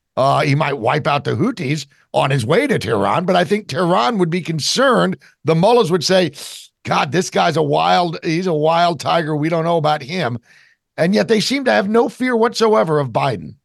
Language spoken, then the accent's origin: English; New Jersey, United States; I'm from New Jersey